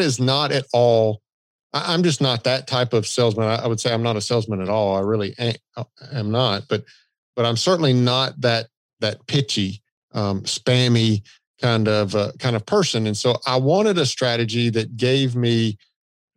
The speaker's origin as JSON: {"language": "English", "region": "the South", "country": "United States", "accent": "Southern", "said": "I've got a Southern accent"}